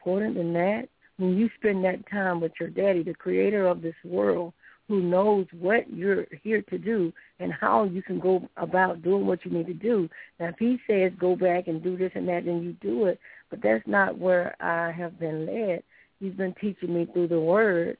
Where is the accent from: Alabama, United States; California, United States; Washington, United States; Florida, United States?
Alabama, United States; Sylacauga; I'm originally from Sylacauga, Alabama